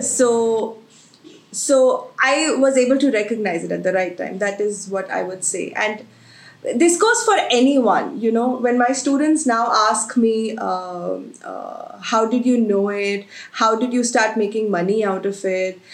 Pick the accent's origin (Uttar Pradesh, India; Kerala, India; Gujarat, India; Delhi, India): Uttar Pradesh, India; Agra; I've been born and brought up in Agra.